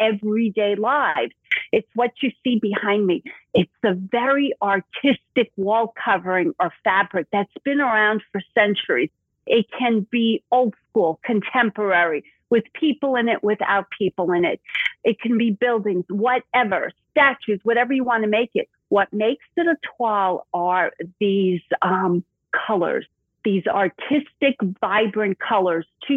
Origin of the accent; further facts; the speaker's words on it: New York City, New York, United States; accent: Brooklyn; now in Florida, United States; you can hear my Brooklyn accent.